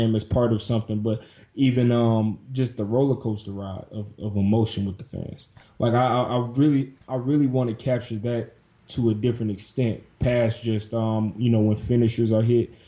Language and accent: English; Detroit, Michigan, United States; Detroit, which is in my hometown